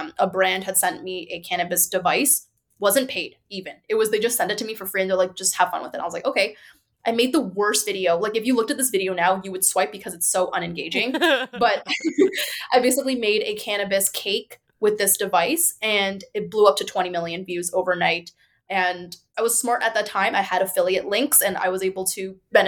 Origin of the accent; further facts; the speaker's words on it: Markham, Ontario, Canada; now in Toronto, Canada; I grew up in Markham. So my parents are from China